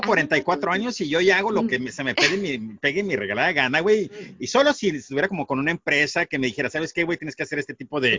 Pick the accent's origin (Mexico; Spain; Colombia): Mexico; Sonora; nosotros acá en Sonora